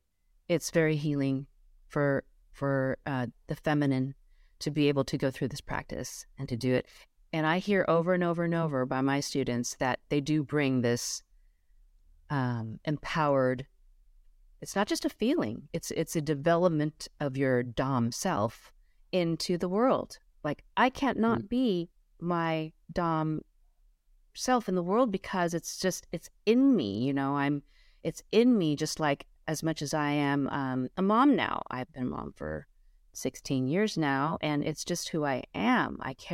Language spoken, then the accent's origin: English; Los Angeles, California, United States; I grew up as my parents, I grew up in Los Angeles, but in a very traditional Chinese way.